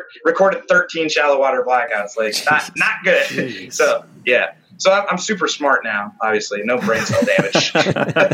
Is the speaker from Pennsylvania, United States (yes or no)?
no; Colorado, United States; moved away; I'm originally from Colorado